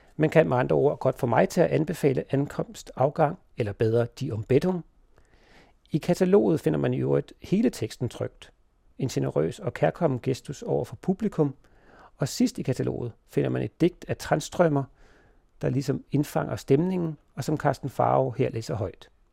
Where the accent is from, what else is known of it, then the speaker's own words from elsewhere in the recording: Denmark; vi som danskere